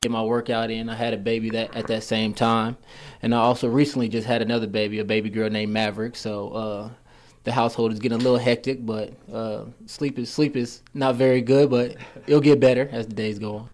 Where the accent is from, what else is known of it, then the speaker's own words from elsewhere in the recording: Indianapolis, Indiana, United States; I'm from Indianapolis, Indiana.